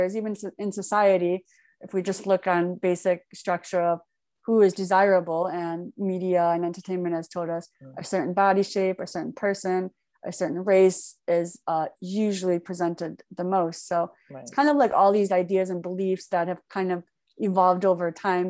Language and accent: English; Michigan, United States; also born or lived in Daegu, South Korea; I was born in Daegu. And then when I was 4 years old, I came to the United States, Michigan. And that's where my adoptive parents, who had three sons themselves. So I grew up in a pretty standard, very American, white American culture, specifically Midwest